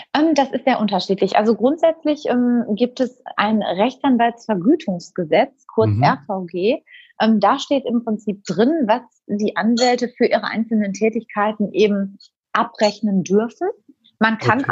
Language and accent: German; Germany; hier bei uns in Deutschland